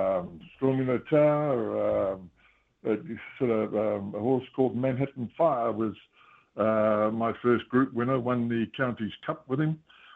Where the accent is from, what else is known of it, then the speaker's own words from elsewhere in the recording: New Zealand; my sister was born in Australia and I was born coming to New Zealand, so I am a New Zealander.